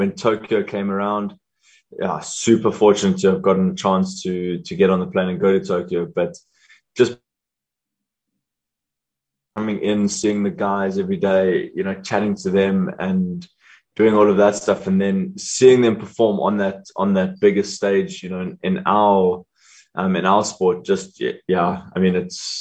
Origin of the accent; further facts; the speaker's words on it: South Africa; as South African hockey players, not being full-time hockey players